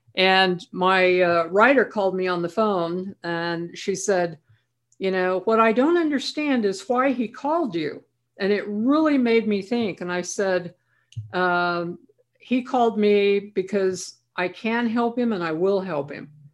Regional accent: Idaho, United States; I was from Idaho

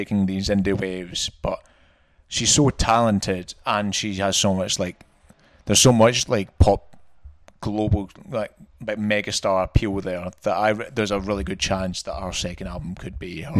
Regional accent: Scotland, United Kingdom; moved away

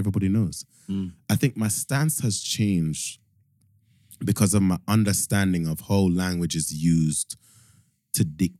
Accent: Montego Bay, Saint James, Jamaica; accent: country accent; moved away as an adult; also born or lived in St. Elizabeth, Jamaica / Kingston, Jamaica; now in United Kingdom; So I'm from Montego Bay. When I went to school in St. Elizabeth

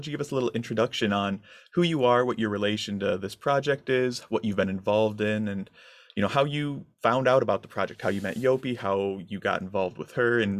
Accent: northern Michigan, United States; I'm from a more northern part of Michigan

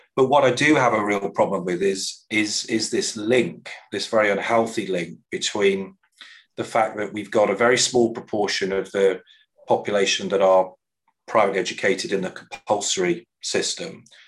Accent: Coventry, West Midlands, United Kingdom; where I was born in the English Midlands

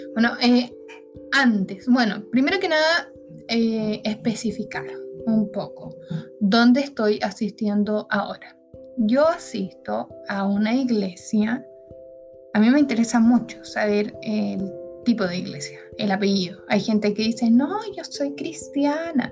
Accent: Santiago, Santiago Metropolitan Region, Chile; soy de Santiago

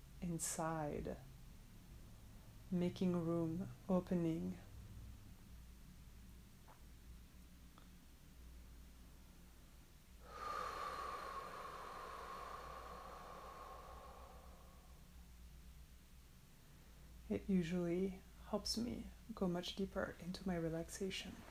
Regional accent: France; I'm from France

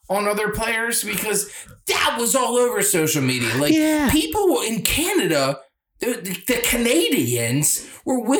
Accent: Philadelphia, Pennsylvania, United States; I'm a Philadelphian.

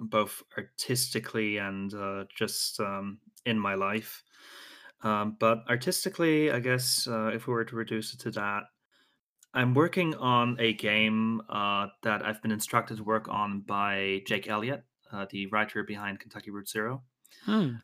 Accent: Austria; I'm from Austria

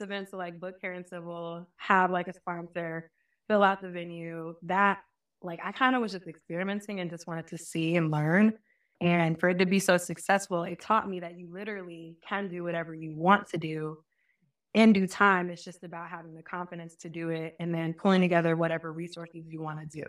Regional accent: Marietta, Georgia, United States; also born or lived in Albany, Georgia; I used to be, like, Marietta, Cobb County

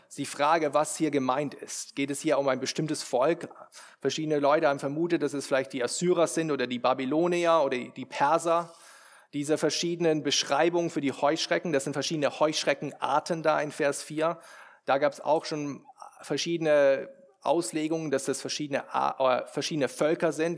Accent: Germany; wir als Deutsche

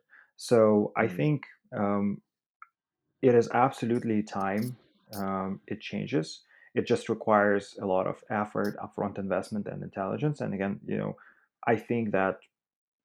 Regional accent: Russia; moved away; I'm originally from Russia

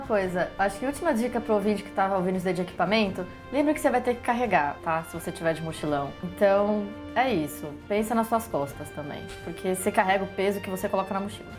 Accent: Brazil; sou brasileira

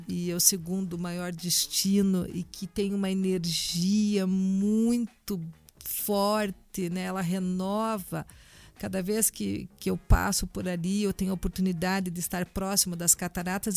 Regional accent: Brazil; sendo brasileira

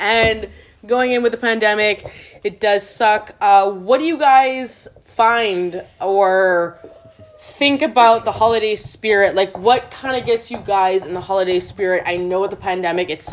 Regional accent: Canada; now in Vancouver, Canada; I returned back to Canada

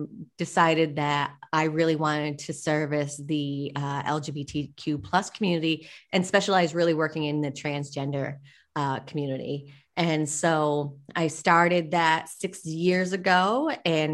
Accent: Rhode Island, United States; accent: Boston; now in Puerto Rico; I'm originally from the East Coast in Rhode Island, so I kind of have that Boston accent

